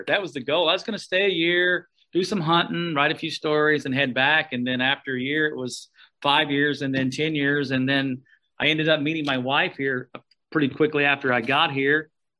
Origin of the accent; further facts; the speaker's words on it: northeast Oklahoma, United States; moved away as an adult; also born or lived in Arkansas; now in Alaska, United States; and had me in Arkansas. But I grew up in Oklahoma, northeast Oklahoma. Grew up on the farm, grew up on the ranch, was around livestock all my life, and I grew up there and went to school at Oklahoma State and got a degree in agriculture